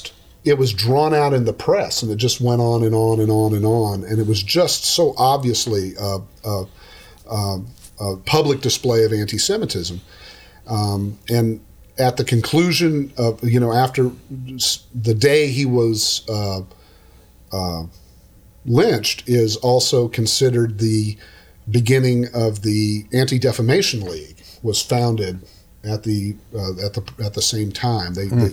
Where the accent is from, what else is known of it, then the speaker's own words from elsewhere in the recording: Oklahoma, United States; now in Texas, United States; I'm from Oklahoma. This happens all the time. I'm from Oklahoma. So I call them tornadoes.